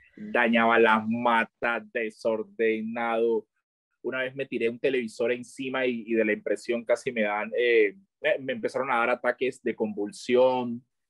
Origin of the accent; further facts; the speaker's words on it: Chocó, Colombia; moved away; also born or lived in Medellín; yo soy del Chocó y yo apenas conozco el Chocó